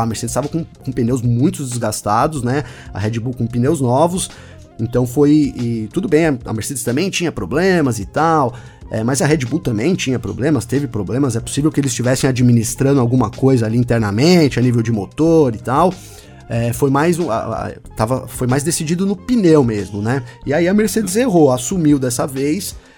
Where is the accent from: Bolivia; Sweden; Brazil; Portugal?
Brazil; como bom brasileiro